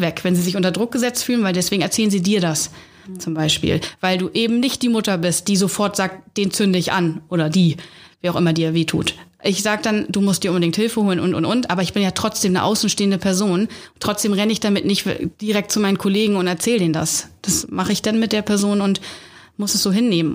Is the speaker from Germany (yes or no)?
yes; Hamburg, Germany; Hamburgerin, ich bin in Hamburg groß geworden, also in der Stadt